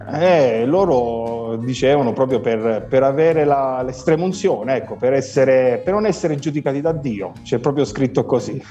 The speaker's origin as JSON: {"language": "Italian", "region": "Abruzzo", "country": "Italy", "said": "sono abruzzese"}